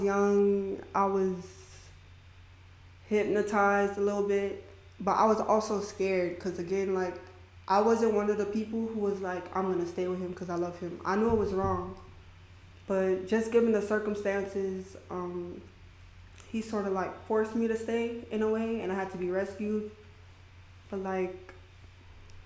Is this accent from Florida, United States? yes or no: yes; Miami, Florida, United States; I'm from Miami